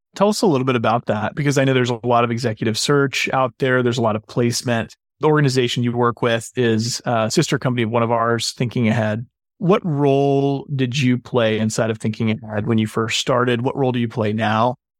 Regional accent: Boone, North Carolina, United States; I grew up in Boone, North Carolina, so right down the road and into the mountains and, and into the holler, as they say.

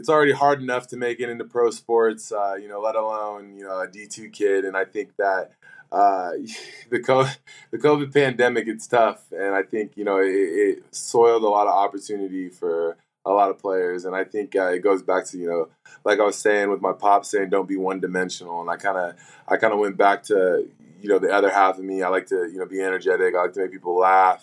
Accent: Washington, United States; moved away; also born or lived in Arizona; in my home state of Washington

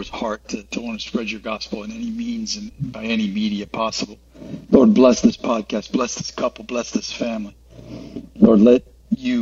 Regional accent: Florida, United States; moved away as an adult; also born or lived in Virginia Beach; I'm from Florida.

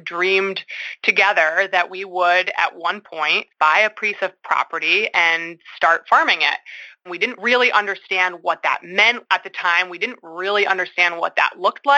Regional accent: Syracuse, New York, United States; moved away as an adult; also born or lived in Canton, New York; now in Newfields, New Hampshire, United States; I grew up in Syracuse, New York

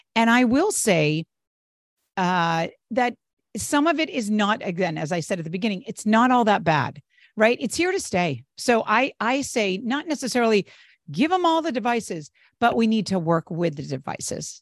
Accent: New England, United States; now in Northern California, United States; I'm originally from the East Coast, from New England

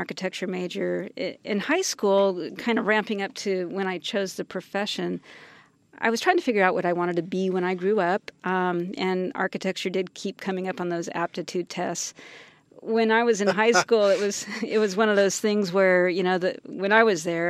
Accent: San Jose, California, United States; I grew up in San Jose. Okay. Born and raised.

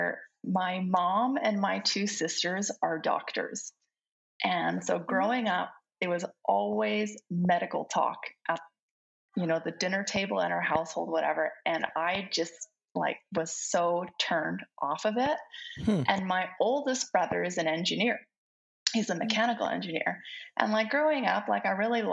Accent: Canmore, Alberta, Canada; English is a second language; also born or lived in Belgium; I was born in Belgium, and then my family moved out to Canada when I was 7 years old

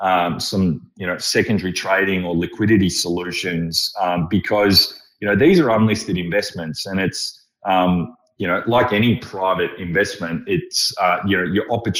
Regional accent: Melbourne, Victoria, Australia; I grew up in Carlton in the 80s and, you know, the Halcyon days.

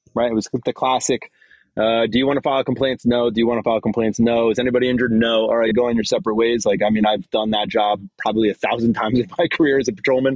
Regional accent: New Jersey, United States; I'm from New Jersey, so I speak clearly

